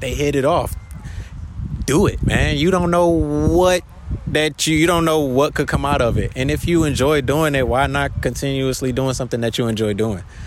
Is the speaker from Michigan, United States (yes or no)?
yes; Detroit, Michigan, United States; now in Honolulu, United States; I'm from Detroit. So uh, back when I was in middle school, I actually used to live upstairs from a studio my um, uncle had owned